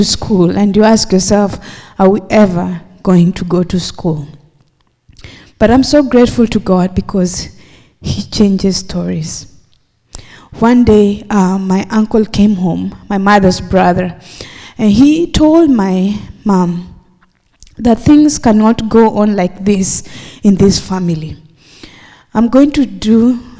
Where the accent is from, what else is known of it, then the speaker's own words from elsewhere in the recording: Kenya; moved away; I am originally from Kenya